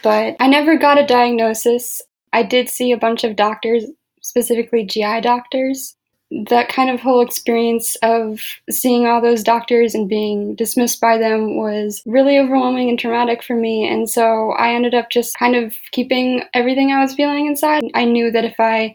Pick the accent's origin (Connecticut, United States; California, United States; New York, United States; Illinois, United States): Illinois, United States; Chicago; moved away as an adult; now in Madison, United States; I grew up in the suburbs of Chicago. Right now I live in Madison, Wisconsin